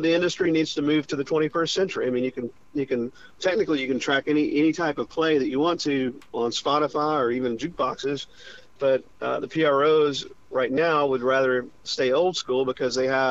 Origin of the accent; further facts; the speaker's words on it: Charlotte, North Carolina, United States; my hometown of Charlotte, North Carolina